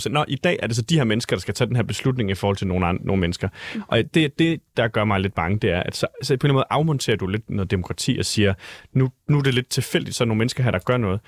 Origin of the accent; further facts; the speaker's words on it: Vejle, Southern Denmark, Denmark; moved away; jeg var selv fra Vejle